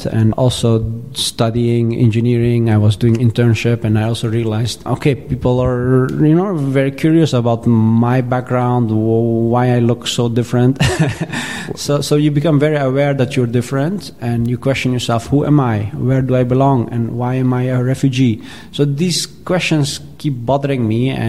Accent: Eindhoven, North Brabant, Netherlands; moved away as an adult; also born or lived in Kabul, Afghanistan; now in Paris, France; I come from this region and I grow up in Eindhoven, the Netherlands

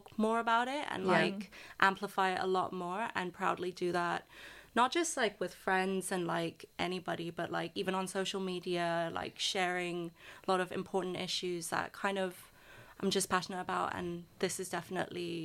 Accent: Hong Kong; moved away; I'm from Hong Kong

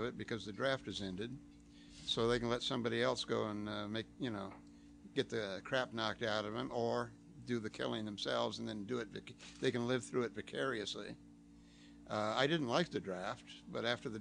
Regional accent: El Monte, California, United States; growing up in El Monte, which it was all knives, it was switchblades

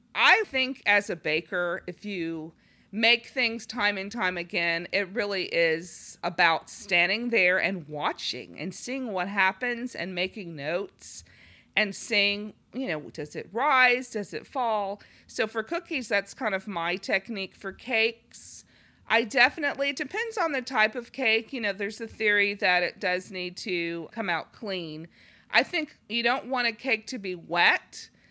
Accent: Los Angeles, California, United States; moved away; I'm from Los Angeles

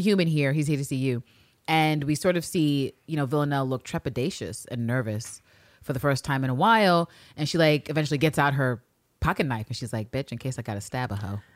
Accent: United States; as an American

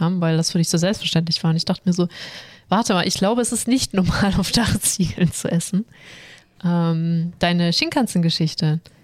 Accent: Swabia, Germany; Ich als Schwabe

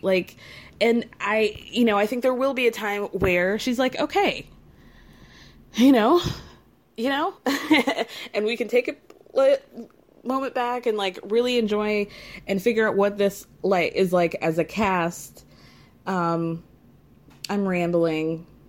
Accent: New York City, New York, United States; as a New Yorker

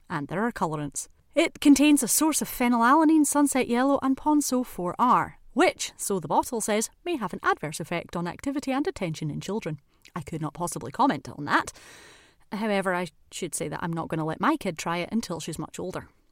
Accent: Scotland, United Kingdom; what we in Scotland would call a fizzy juice

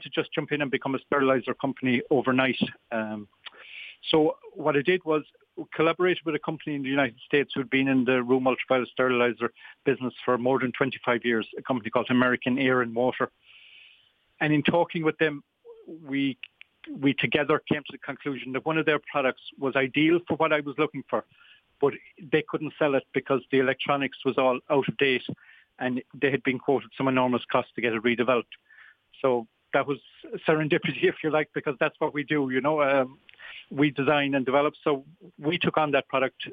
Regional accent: Tralee, Munster, Ireland; moved away as an adult; also born or lived in Limerick / Shannon, County Clare; I'm a Kerryman by birth. I'm from Tralee originally.

